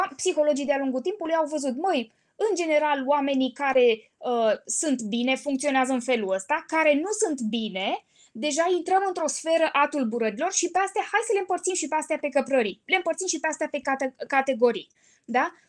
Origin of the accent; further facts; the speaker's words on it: Bucharest, Romania; Sunt din București, 100%